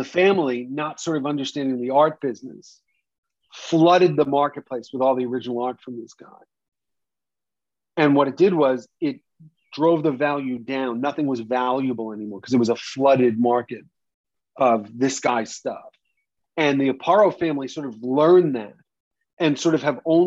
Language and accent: English; New York, United States; growing up in New York